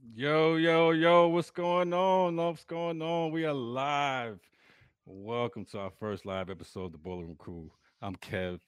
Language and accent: English; New York City, New York, United States; moved away; New York is home. New York will always be home. That's my birthplace, but I could never live in New York again